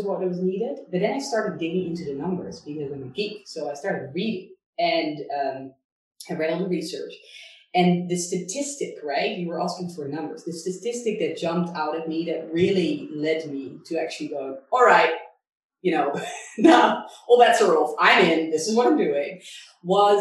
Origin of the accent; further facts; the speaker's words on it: Netherlands; moved away as an adult; also born or lived in Hong Kong; I'm originally from Holland